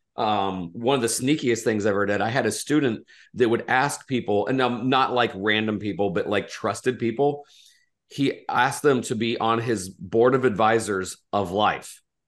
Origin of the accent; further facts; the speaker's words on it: Indiana, United States; I was from Indiana